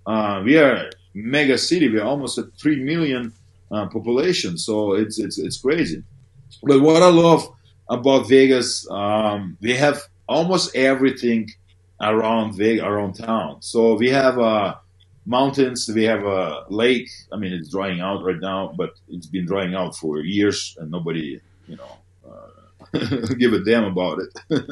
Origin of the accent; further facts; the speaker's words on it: Canada; You asked me about NFL as a Canadian.